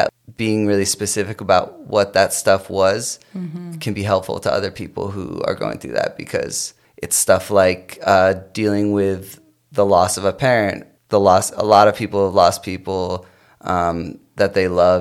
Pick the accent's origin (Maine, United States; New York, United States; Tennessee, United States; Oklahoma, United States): Maine, United States; South Portland; moved away as an adult; also born or lived in Chicago; now in Los Angeles, United States; I grew up in South Portland, Maine